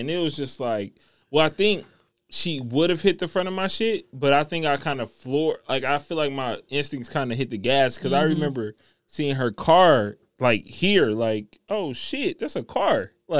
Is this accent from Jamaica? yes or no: yes; Jamaica; I'm Jamaican.